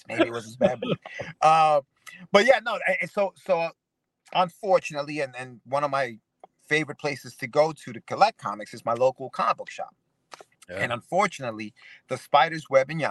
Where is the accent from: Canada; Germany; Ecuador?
Ecuador; now in United States; I'm an immigrant from Ecuador